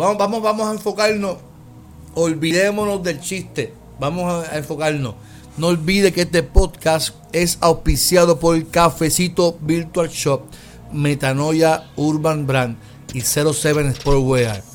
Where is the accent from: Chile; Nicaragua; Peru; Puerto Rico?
Puerto Rico; como puertorriqueños